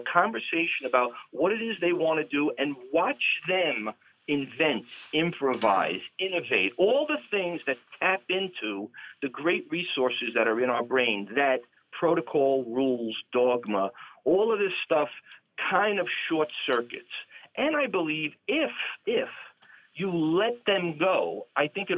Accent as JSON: {"language": "English", "town": "New York City", "region": "New York", "country": "United States", "said": "I'm from Brooklyn"}